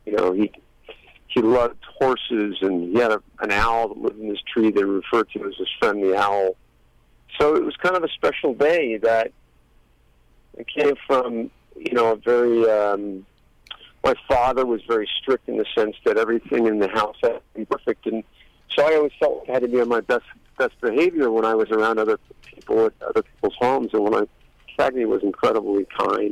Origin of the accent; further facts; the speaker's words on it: Los Angeles, California, United States; I grew up in Hollywood, and I've worked around a lot of people